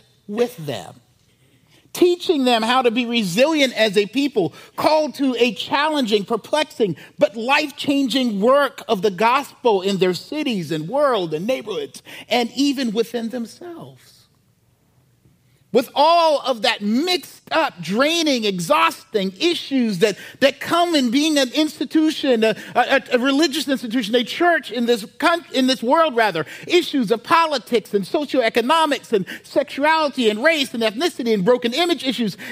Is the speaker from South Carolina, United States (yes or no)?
yes; Charleston, South Carolina, United States; I'm a black man from the low country of South Carolina. I'm from Charleston